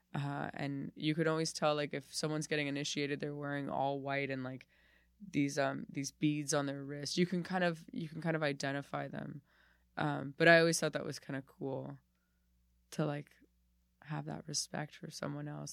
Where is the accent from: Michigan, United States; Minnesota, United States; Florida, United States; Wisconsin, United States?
Florida, United States; Miami; moved away as an adult; now in New York, United States; I was there from, like, zero to twenty-eight